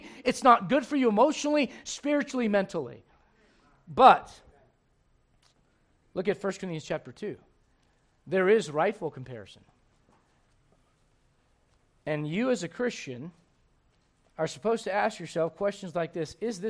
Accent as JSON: {"language": "English", "region": "Berlin", "country": "Germany", "tie": "born or raised there", "moved": "yes", "lives_now": "Colorado, United States", "said": "I was born in Berlin, Germany, but I call Colorado home."}